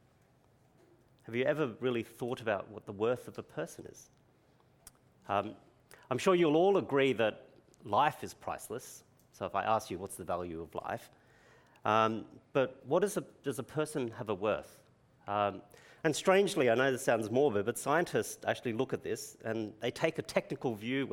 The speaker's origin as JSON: {"language": "English", "town": "Brisbane", "region": "Queensland", "country": "Australia", "tie": "born or raised there", "accent": "Queenslander", "moved": "yes", "lives_now": "Adelaide, Australia", "said": "having been born in Brisbane, I'm going to use my Queenslander accent"}